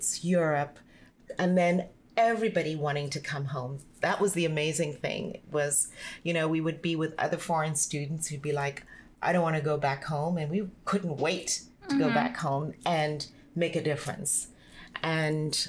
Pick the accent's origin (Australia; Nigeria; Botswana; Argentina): Botswana; moved away as an adult; also born or lived in South Africa; I got headhunted soon after Coca-Cola to come back home when De Beers and the Botswana government decided to set up the sales center for selling diamonds in Botswana